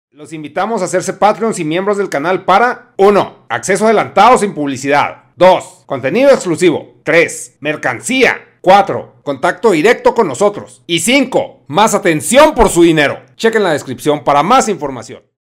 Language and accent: Spanish; Chihuahua, Mexico; aquí vivo